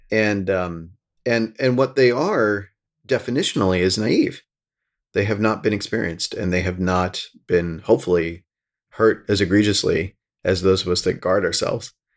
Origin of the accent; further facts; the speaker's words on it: rural Pennsylvania, United States; now in New York, United States; I grew up in the Sticks and, like, rural Pennsylvania